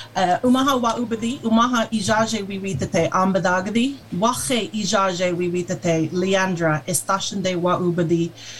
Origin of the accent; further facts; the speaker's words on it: Omaha Indian Reservation, Nebraska, United States; moved away as an adult; also born or lived in Britain; now in United Kingdom; And I'm a ThunderClan woman, and I belong to the Sky people. So I grew up on the Omaha Indian Reservation for the majority of my life, but I've been living here in Britain now for the last 13 years.